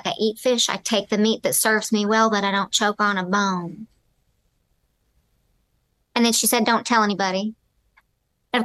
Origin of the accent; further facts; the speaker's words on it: the South, United States; I grew up in the South.